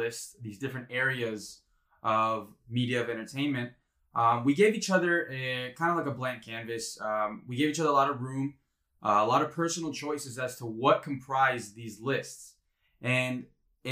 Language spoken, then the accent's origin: English; Miami, Florida, United States; I'm 25 years old, also a Miami native